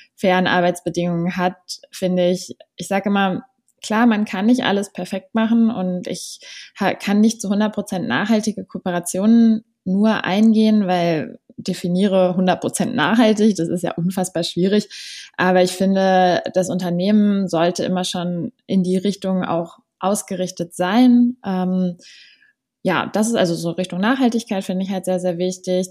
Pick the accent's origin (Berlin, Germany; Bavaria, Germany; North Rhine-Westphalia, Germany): Berlin, Germany; ich komme aus Berlin, 25 Jahre alt